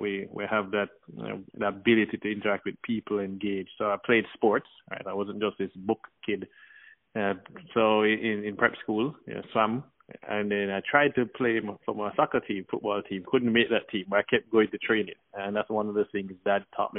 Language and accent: English; Kingston, Jamaica; also born or lived in Miami, Florida; now in Orlando, United States; I grew up between Kingston, Jamaica, and Miami, Florida.